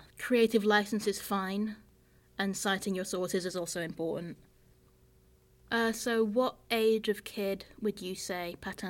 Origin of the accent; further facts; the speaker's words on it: France; I grew up in France with a British family, and so there was not often... new books in English in our house.